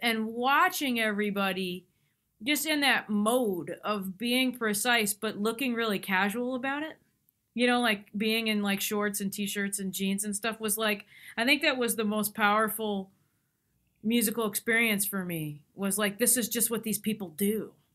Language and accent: English; near Tanglewood, Massachusetts, United States; I grew up near Tanglewood